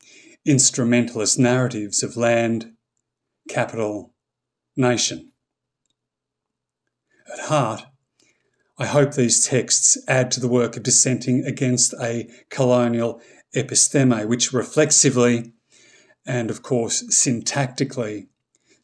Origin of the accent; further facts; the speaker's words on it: East Gippsland, Victoria, Australia; moved away as an adult; now in Seoul, South Korea; I was raised in East Gippsland